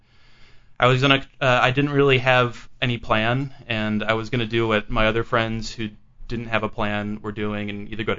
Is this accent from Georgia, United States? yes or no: no; North Carolina, United States; moved away; I'm from North Carolina. I went to school in Chapel Hill, and I kind of grew up way out in the country there